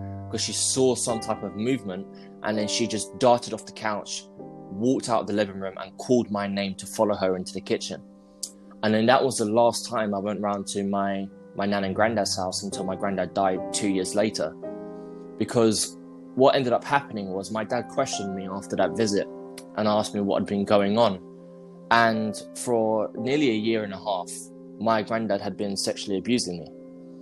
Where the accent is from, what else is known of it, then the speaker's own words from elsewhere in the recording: London, United Kingdom; I'm from London, if you can't tell by the accent.